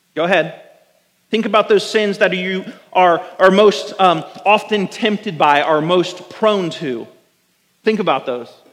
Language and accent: English; United States; as American Christians